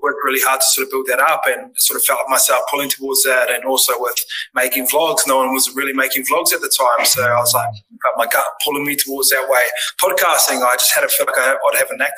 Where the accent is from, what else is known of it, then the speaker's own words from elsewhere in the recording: Tokoroa, Waikato, New Zealand; I grew up in Tokoroa